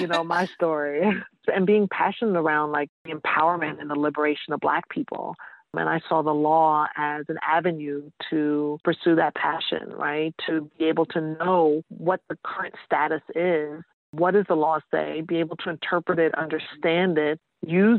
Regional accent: New York City, New York, United States; moved away; also born or lived in Georgia / Massachusetts / Washington, D.C.; I'm originally from New York, East Elmhurst

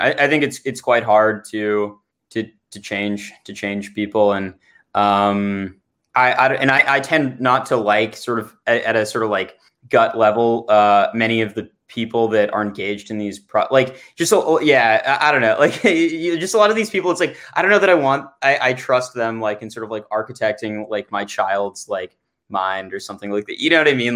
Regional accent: Santa Barbara, California, United States; I grew up in Santa Barbara

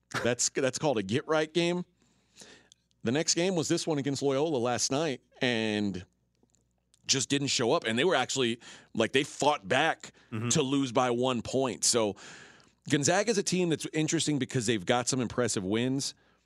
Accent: Houston, Texas, United States; I'm from Texas. {S1} What city in Texas? {S0} I came here from Houston. I'm from.

